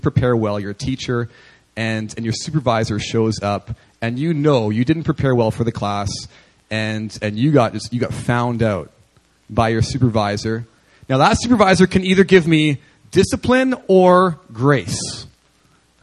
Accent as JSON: {"language": "English", "town": "Winnipeg", "region": "Manitoba", "country": "Canada", "tie": "born or raised there", "moved": "yes", "said": "I was ministering in the inner city of Winnipeg, my hometown"}